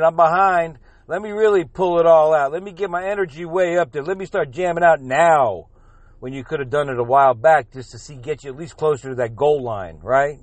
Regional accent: South Florida, United States; I'm from South Florida, but my whole family's from New England

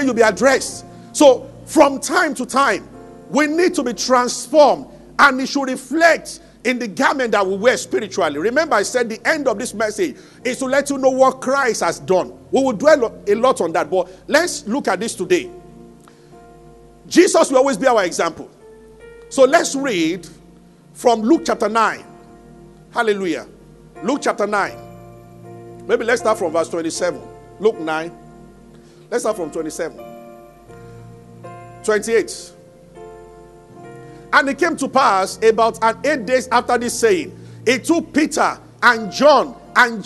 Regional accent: Abeokuta, Ogun State, Nigeria; also born or lived in Ibadan; I grew up in Abeokuta.

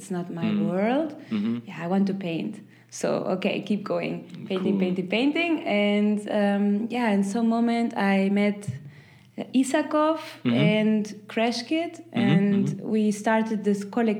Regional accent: Peru; also born or lived in Chile / Germany; I am from Peru and Chile, but I was born in Germany, so I didn't have this connection to, I don't know how to say it, but yeah, it was like, okay, I'm from there

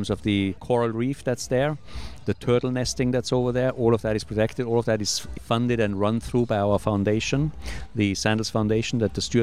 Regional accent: Austria; moved away; I come from Austria in Europe, which is not exactly on the sea.

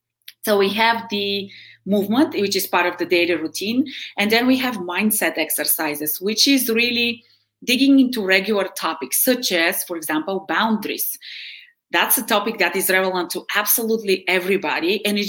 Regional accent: Bulgaria; English is a second language; now in United States; So I am originally from Bulgaria, which is in Eastern Europe. I have been in the US since 1992. And I'm, I guess, at this point more Americanized than Bulgarian. But I did high school here. I did college here.

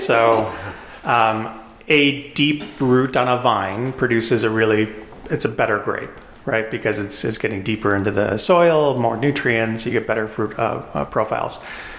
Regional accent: Chicago, Illinois, United States; also born or lived in Japan / Europe; now in Colorado, United States; So I'm originally from Chicago, but I lived in Japan, I lived in Europe, I lived all over the U.S., but I moved out to Colorado in 2001.

